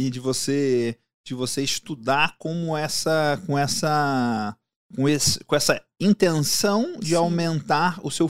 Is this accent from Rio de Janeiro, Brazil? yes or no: yes; Rio de Janeiro, Brazil; Eu, morei, eu, sou carioca, morei no Rio.